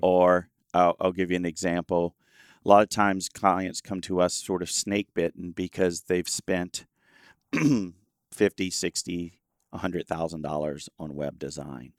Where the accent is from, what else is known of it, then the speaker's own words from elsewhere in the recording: Louisiana, United States; I was born in Louisiana